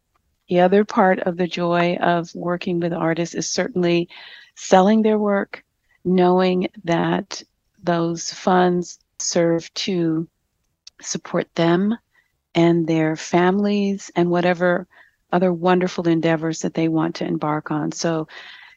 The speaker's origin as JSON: {"language": "English", "town": "Chicago", "region": "Illinois", "country": "United States", "tie": "born or raised there", "said": "growing up in Chicago"}